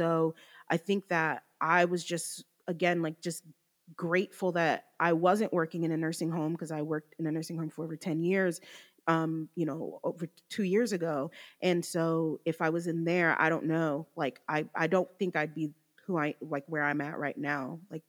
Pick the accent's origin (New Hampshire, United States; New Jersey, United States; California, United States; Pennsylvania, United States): New Jersey, United States; now in Georgia, United States; we're originally from Jersey. We moved to Georgia in 05 and my sister ended up staying for college and I was in Georgia the whole time.